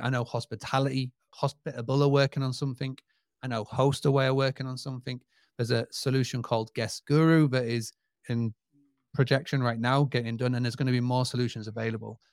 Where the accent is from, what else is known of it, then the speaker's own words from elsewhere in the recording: United Kingdom; accent: British; my British accent